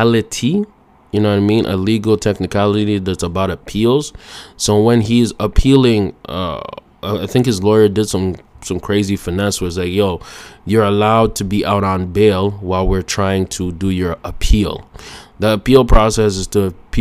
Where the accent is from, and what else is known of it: Canada